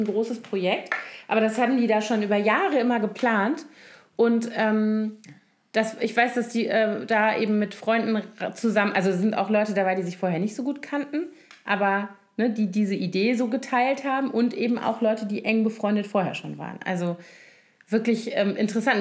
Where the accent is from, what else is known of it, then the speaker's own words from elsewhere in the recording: Koblenz, Rhineland-Palatinate, Germany; moved away; ich liebe meine Heimat total ja. und den Rhein und alles